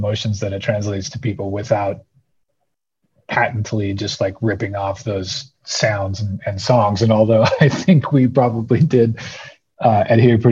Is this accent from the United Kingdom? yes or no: no; southeastern British Columbia, Canada; also born or lived in New Orleans / Birmingham, Alabama; now in Montana, United States; I grew up in a remote part of British Columbia, southeastern British Columbia, right above the northwestern corner of Montana, which is where I actually live now.